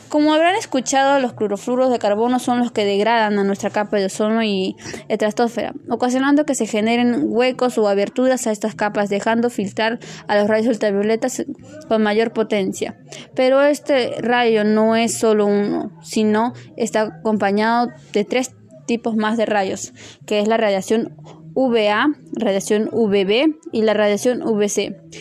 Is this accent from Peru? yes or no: yes; Peru